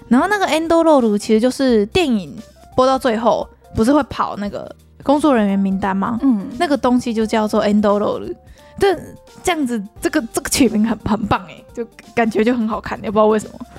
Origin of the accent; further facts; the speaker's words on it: Taiwan; 对于我们台湾人来说